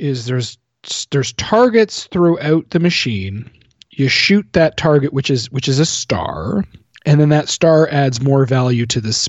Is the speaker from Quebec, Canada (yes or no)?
no; Fredericton, New Brunswick, Canada; my hometown here in Fredericton, New Brunswick